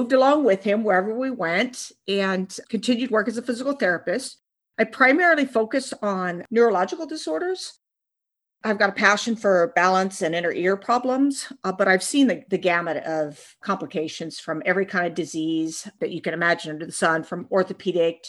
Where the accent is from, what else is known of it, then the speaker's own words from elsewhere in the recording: Pacific Northwest, United States; also born or lived in Washington / Oregon; I grew up in the Pacific Northwest in Washington and Oregon State.